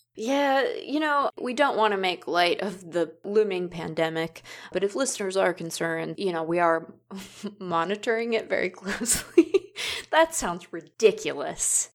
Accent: West Coast, United States; I'm from the West Coast

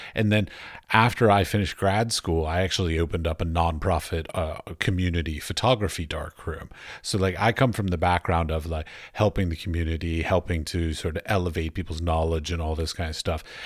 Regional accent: United States; I grew up outside of Washington, D C

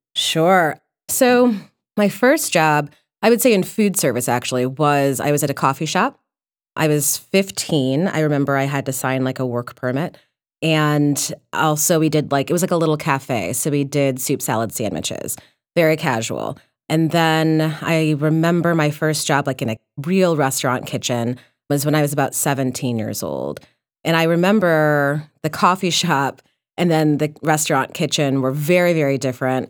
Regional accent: Detroit, Michigan, United States; I was born and raised in Detroit

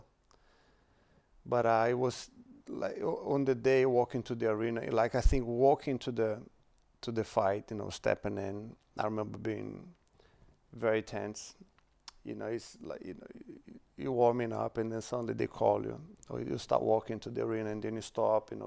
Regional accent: Brazil; born or raised there; moved away

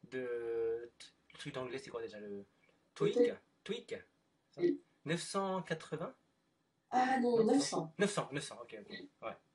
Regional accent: France; accent: French; j'ai un accent français quand je parle anglais.

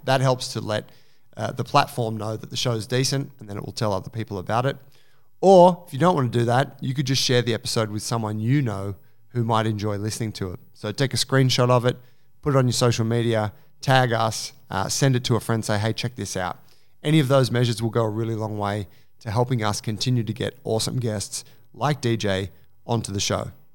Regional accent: Sydney, New South Wales, Australia; I'm from Sydney, Australia

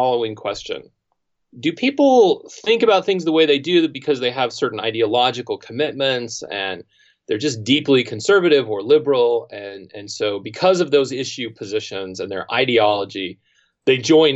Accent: Provo, Utah, United States; I grew up in Provo, at least that time when I was growing up

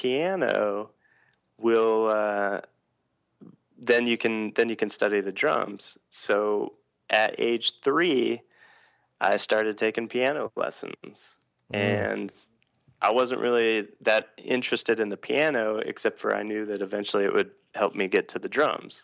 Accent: Atlanta, Georgia, United States; I grew up in Atlanta, Georgia

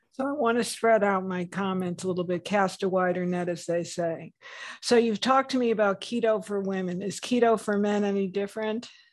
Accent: New England, United States; moved away; I'm from New England

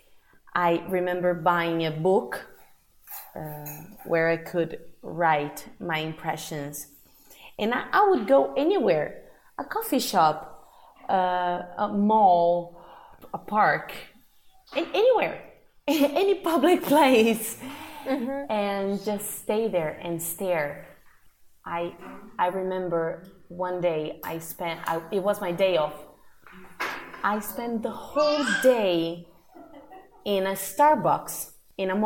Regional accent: Brazil; moved away; I'm from Brazil

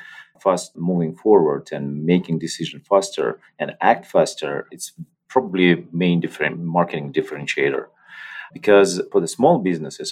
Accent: Russia; moved away; also born or lived in Belarus; I was born in Russia

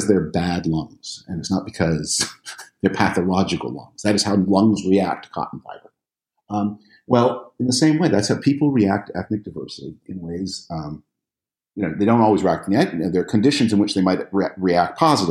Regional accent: Canada; I'm from Canada.

